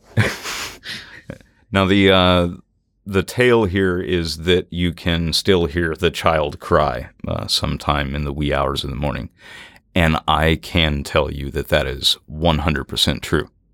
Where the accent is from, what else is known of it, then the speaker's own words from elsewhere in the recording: Natchez, Mississippi, United States; moved away; also born or lived in New Orleans, Louisiana; I grew up in Natchez, Mississippi